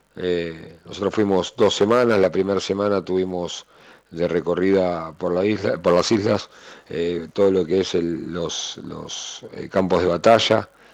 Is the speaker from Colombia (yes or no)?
no; Argentina